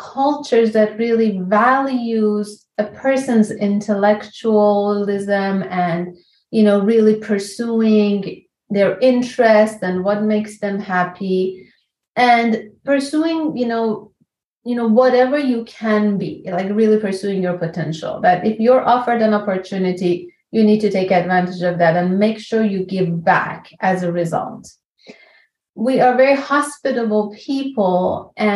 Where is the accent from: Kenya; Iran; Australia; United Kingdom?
Iran; moved away as an adult; I'm from Iran. I came here about 22 years ago now